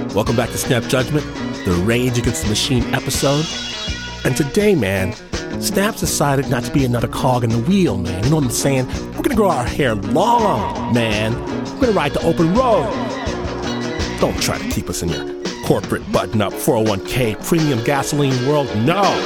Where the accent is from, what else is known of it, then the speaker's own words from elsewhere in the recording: Detroit, Michigan, United States; the place of my birth, Detroit, Michigan